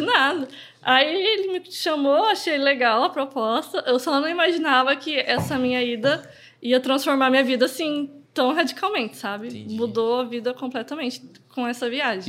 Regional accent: Umuarama, Paraná, Brazil; also born or lived in Cacoal, Rondônia; now in Londrina, Brazil; quando eu tinha uns 6 anos de idade, que eu mudei para o Paraná. Só que aí eu fui para Moarama, né? Que foi onde eu cresci, vivi lá a minha adolescência toda, para depois chegar até aqui em Londrina

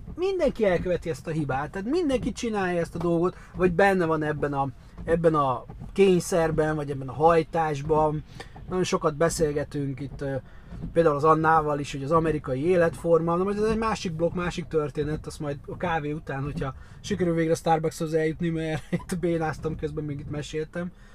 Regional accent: Hungary; európai magyar

